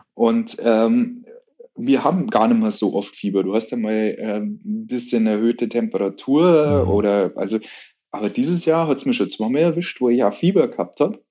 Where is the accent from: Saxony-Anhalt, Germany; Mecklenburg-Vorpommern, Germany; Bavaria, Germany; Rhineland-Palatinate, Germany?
Bavaria, Germany; Munich; bei uns in München